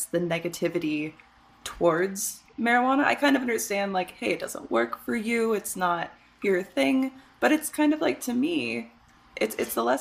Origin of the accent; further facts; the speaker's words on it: Michigan, United States; moved away; I grew up in Michigan